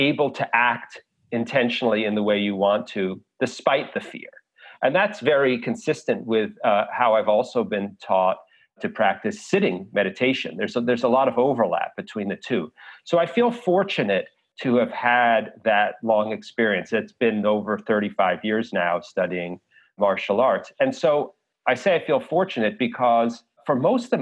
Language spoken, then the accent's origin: English; New York City, New York, United States; I grew up in New York City